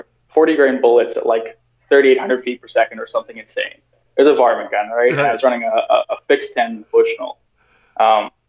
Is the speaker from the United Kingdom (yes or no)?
yes; England, United Kingdom; also born or lived in South Africa; now in Canada; I grew up actually in England